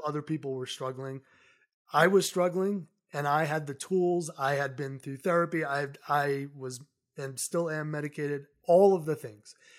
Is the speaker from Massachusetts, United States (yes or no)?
yes; Somerset, Massachusetts, United States; moved away as an adult; also born or lived in New York City; now in Colorado, United States; I grew up in New England, so I grew up in a very small town in southeastern Massachusetts called Somerset.